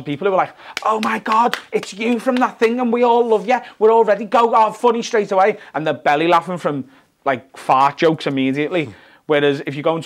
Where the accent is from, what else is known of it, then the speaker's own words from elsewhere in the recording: Liverpool, North West England, United Kingdom; I always did an hour solo show in Liverpool every year